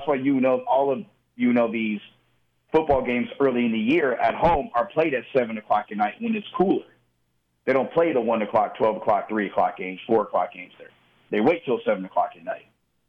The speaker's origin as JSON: {"language": "English", "region": "Southern California", "country": "United States", "said": "I'm a guy from Southern California."}